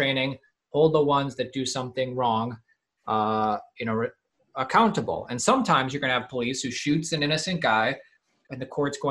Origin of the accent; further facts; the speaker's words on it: Ohio, United States; now in Los Angeles, United States; we live in a bubble in Los Angeles because we're from Ohio